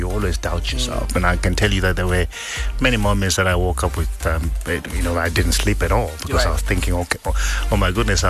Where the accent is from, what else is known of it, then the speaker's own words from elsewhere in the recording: Mutare, Manicaland, Zimbabwe; I grew up in Sakuva, in a little two bedroom house with my grandmother